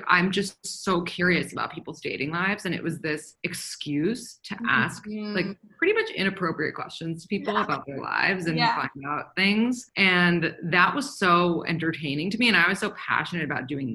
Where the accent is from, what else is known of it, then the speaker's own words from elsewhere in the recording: New York City, New York, United States; I'm from New York City